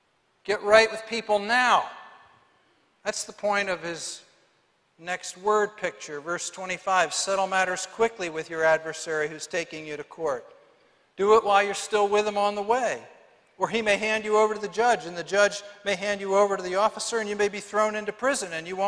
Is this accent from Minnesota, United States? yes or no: yes; Moorhead, Minnesota, United States; Lyle and I grew up as close as brothers could be. We were raised in Moorhead, Minnesota.